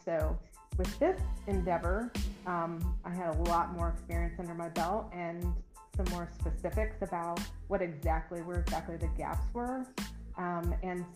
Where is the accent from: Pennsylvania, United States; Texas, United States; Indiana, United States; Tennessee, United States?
Indiana, United States; Indianapolis; also born or lived in Bloomington, Indiana; I'm from Indianapolis, so I've lived here almost my whole life